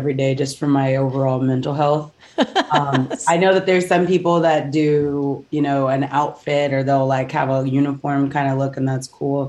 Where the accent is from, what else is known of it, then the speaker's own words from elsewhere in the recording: Houston, Texas, United States; So I grew up in Houston, Texas, and I've been singing since I was 5 years old. I started off in the church and then went to school choirs and did competitive choirs all through school.